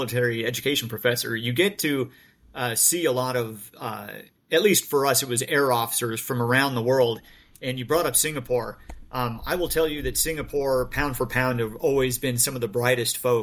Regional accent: United States; I'm an American. I'm a U.S. officer

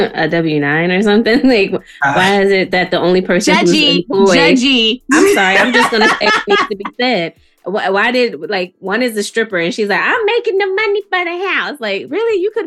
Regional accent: Jamaica; as a Jamaican who works three jobs

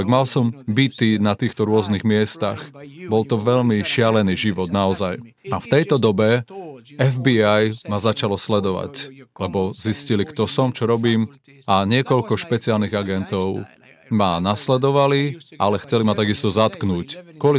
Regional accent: Argentina; moved away as an adult; also born or lived in New York; now in United Kingdom; Narodil som sa v Argentíne už pred mnohými rokmi, mám teraz 63 rokov, narodil som sa v 53. a žil som tam až do, kým som mal 22 rokov.

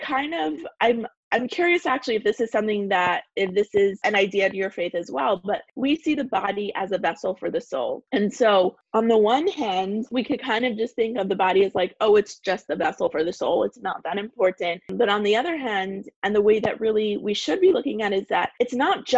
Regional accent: Toronto, Ontario, Canada; moved away as an adult; also born or lived in California; I was moving from Toronto, where I'm from originally, to California.

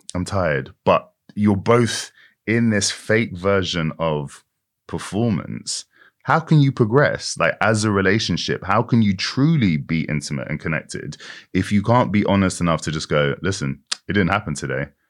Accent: United Kingdom; Britain that I grew up

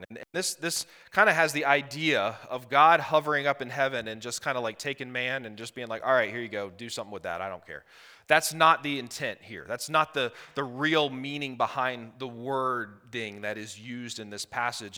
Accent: Blacksburg, Virginia, United States; we are from Blacksburg, Virginia. So if a y'all slips out, I'm sorry.

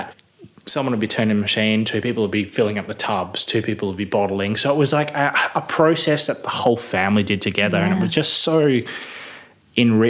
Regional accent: Midland, Western Australia, Australia; I grew up in Midland. I grew up on a chicken farm in Midland.

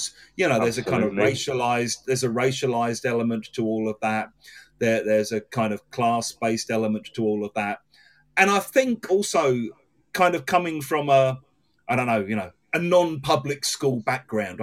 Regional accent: England, United Kingdom; I've got a passport that says I was born in England

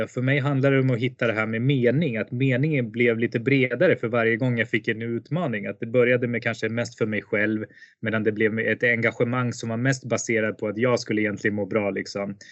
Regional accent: Sweden; moved away as an adult; also born or lived in India; jag föddes i Indien och blev adopterad till Sverige 1985, eh, föddes 1984. Eh, och efter att ha levt ett väldigt, väldigt, eh, vad ska man säga, stabilt liv i Sverige under 25 år ungefär

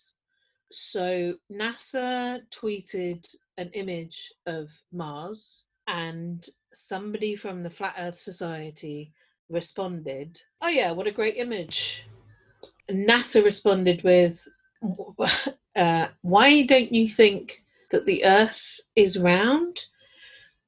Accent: London, United Kingdom; I'm from London

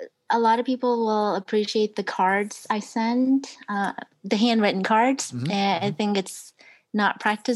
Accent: Maryland, United States; I'm from Maryland

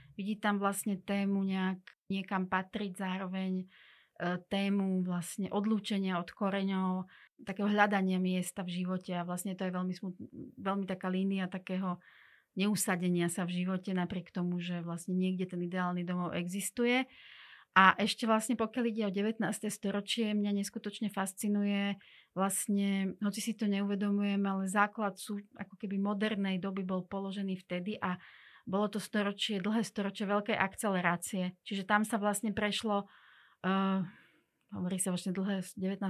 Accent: Slovakia; first language Hungarian and Russian; Slovak is a second language; ja som Slovenka voľbou

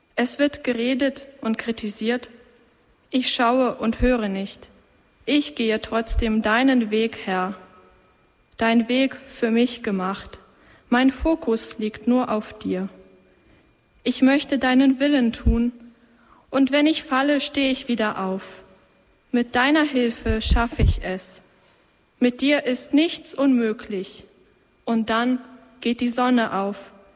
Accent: Schleswig-Holstein, Germany; moved away as an adult; now in Austria; ich komme aus Deutschland, aus Schleswig-Holstein, aus dem hohen Norden.

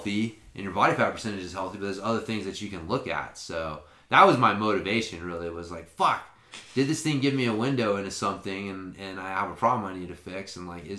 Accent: Oklahoma, United States; I'm from Oklahoma

